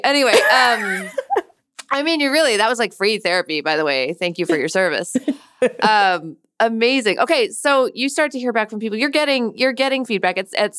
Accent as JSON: {"language": "English", "country": "United States", "said": "So I'm Indian American. I do graphic work as well, and I do novels, but I'm part of what is sort of the first part of the diaspora in America."}